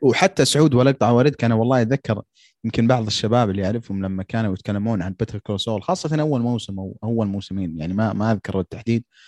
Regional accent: Saudi Arabia; عندنا في السعوديه

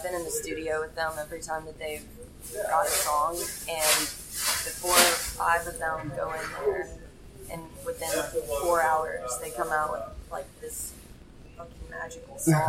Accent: Eastern Kentucky, United States; I'm from Eastern Kentucky

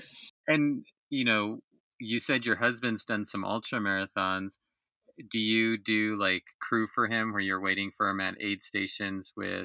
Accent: New York, United States; And again, going back to growing up in New York and being on the East Coast

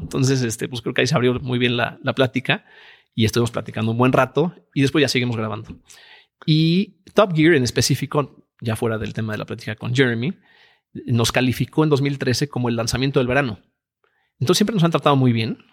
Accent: Mexico; mexicanos somos todos en la empresa

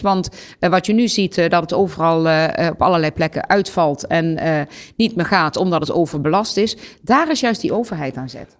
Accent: Gelderland, Netherlands; bij ons in Gelderland

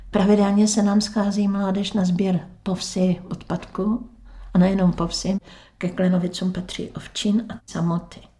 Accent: Veselí, Czechia; No, ale byli jsme dlouhý leta z rodiče sobě slavy, ale mhm. rodák jsem veselák.

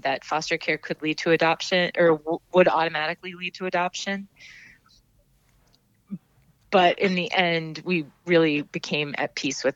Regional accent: Minnesota, United States; now in Maine, United States; my home state of Minnesota

